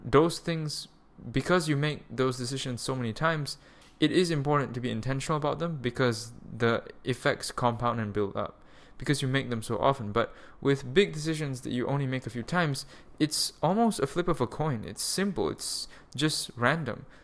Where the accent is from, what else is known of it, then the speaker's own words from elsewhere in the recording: Malaysia; moved away as an adult; also born or lived in Germany; Malaysia, my home of, like, eighteen years. This is where I was born. I'm a Malaysian citizen